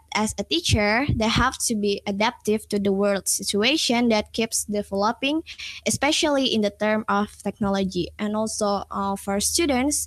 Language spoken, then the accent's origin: English; Indonesia; I came from Indonesia